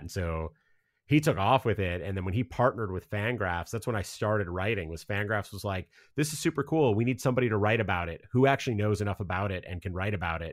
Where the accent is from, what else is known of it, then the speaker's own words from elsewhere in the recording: Cleveland, Ohio, United States; moved away as an adult; also born or lived in Chicago; now in Seattle, United States; I grew up in Cleveland, was there from when I was born until I went to college